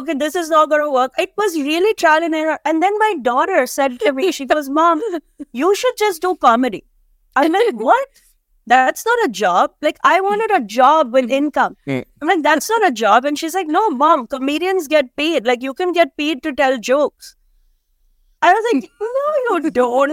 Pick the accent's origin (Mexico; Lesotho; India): India; now in United States; we come from India where everybody has kids